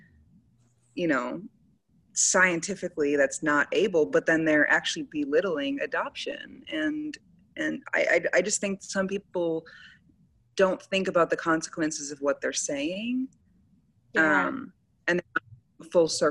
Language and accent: English; Wisconsin, United States; moved away as an adult; also born or lived in Baltimore, Maryland; now in Dallas, United States; I'm from Wisconsin, but I went to school.